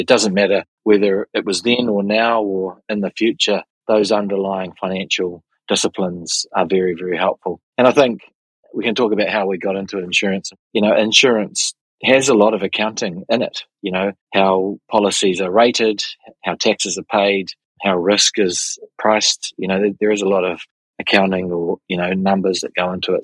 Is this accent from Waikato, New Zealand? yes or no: no; Auckland, New Zealand; have been born and bred in Auckland, have spent my entire life in New Zealand